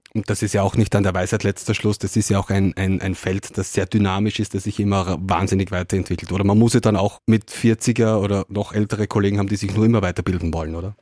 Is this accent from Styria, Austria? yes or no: yes; Styria, Austria; Bei uns in der Steiermark werden die Roboter gebaut